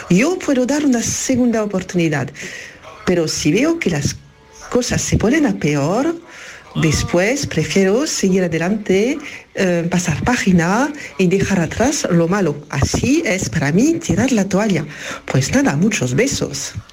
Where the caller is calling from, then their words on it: France; Hola familia … de Francia.